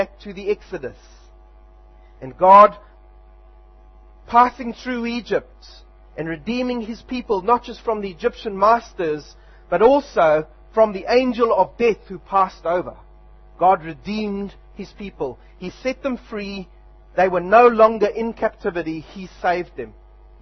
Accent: South Africa; now in Wanganui, New Zealand; back in my home country

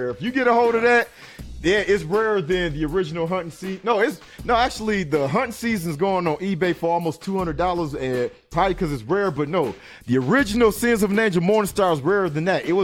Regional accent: Detroit, Michigan, United States; When I came to and I'm from Detroit to Saginaw.

